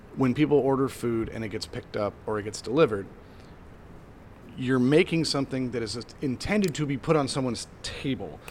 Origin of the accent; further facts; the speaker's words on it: Midwest, United States; I grew up in the Midwest